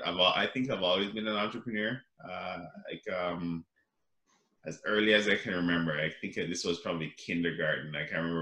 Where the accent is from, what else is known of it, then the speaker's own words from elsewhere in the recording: Jamaica; now in Canada; I grew up in Jamaica